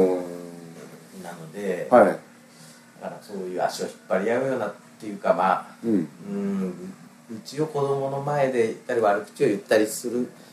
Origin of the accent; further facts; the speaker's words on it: Miyazaki, Japan; 僕たち宮崎出身